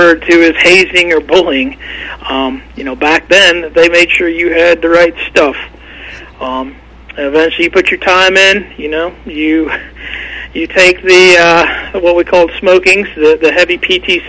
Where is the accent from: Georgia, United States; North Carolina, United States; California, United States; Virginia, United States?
North Carolina, United States; also born or lived in White Plains, New York; I was originally from White Plains, New York, and we moved to North Carolina at a young age. So I proudly claim I was northern born, southern raised.